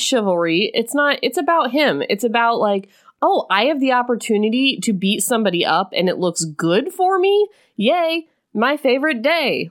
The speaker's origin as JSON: {"language": "English", "region": "Illinois", "country": "United States", "said": "I'm from Illinois"}